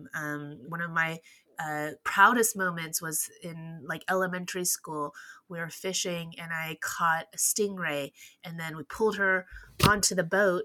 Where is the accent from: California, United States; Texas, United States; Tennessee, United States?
Texas, United States; As a first-generation Chinese American, I grew up in Texas.